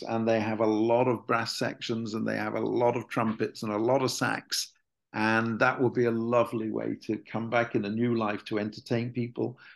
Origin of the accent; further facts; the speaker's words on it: Preston, North West England, United Kingdom; my hometown university in the UK, University of Central Lancashire